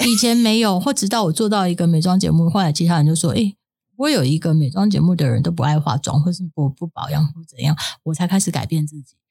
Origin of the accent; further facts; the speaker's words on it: Taiwan; 我在眷村长大的